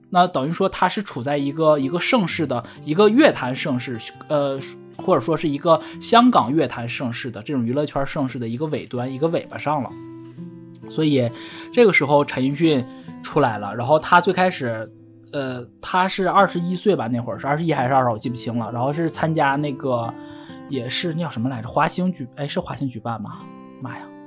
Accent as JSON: {"language": "Chinese", "region": "Northeast China", "country": "China", "said": "我东，东北人说粤语说得不标准"}